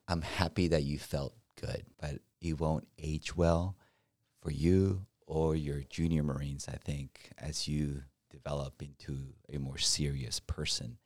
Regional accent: Mexico; now in United States; I'm from Mexico

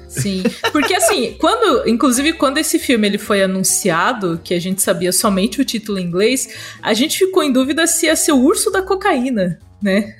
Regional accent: Brazil; eu sou brasileira

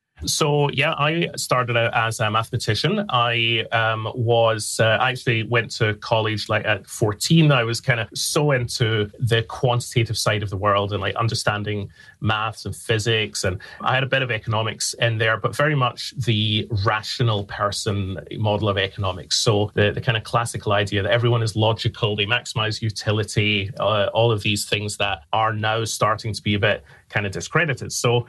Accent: Glasgow, Scotland, United Kingdom; now in London, United Kingdom; So I'm from Scotland. I'm from Glasgow in Scotland. I live in London now, so the accent is not as strong as it once was.

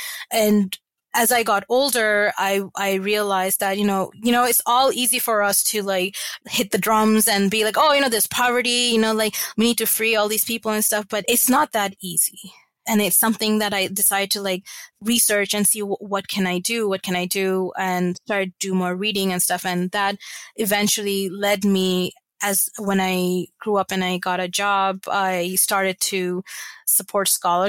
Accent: Abu Dhabi, United Arab Emirates; And I grew up in Abu Dhabi from like middle school, what's considered now middle school, to high school.

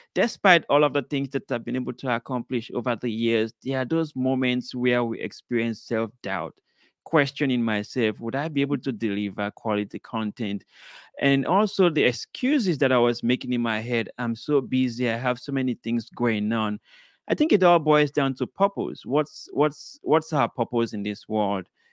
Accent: Sierra Leone; I was born in Sierra Leone, West Africa.

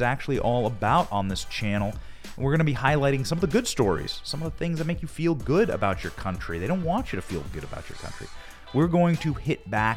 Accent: Iowa, United States; I grew up in Iowa. I grew up working on farms

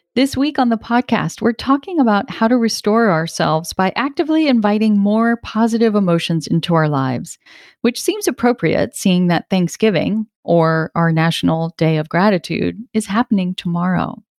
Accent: Rhode Island, United States; I grew up in Rhode Island, where I live now

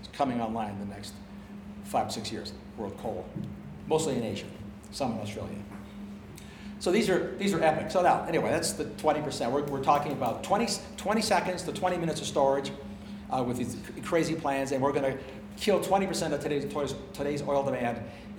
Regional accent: Canada; also born or lived in United States; I'm ambidextrous on pounds in the British system because I grew up in Canada and in America.

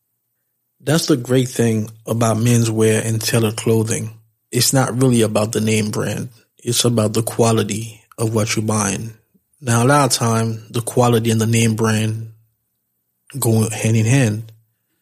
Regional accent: New York, United States; being from New York, we always think that we know everything. I don't know if this is unique to New York, but as a New Yorker, I can definitely attest to that fact

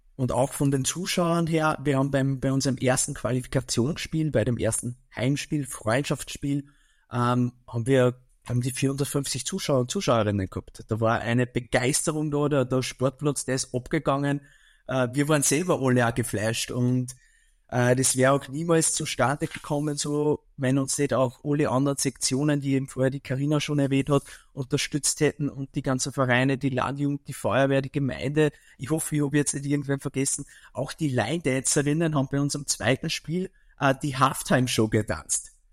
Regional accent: Mühlviertel, Upper Austria, Austria; bei uns im Mühlviertel

